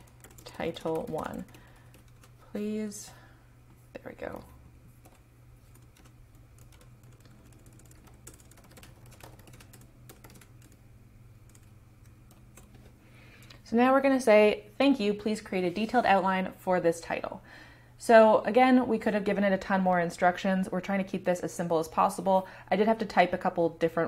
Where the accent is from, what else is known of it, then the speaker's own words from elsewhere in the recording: Canada; I'm Canadian